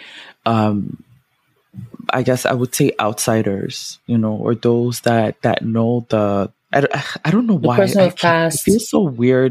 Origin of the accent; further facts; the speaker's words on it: Ghana; in our culture, you know, as a Ghanaian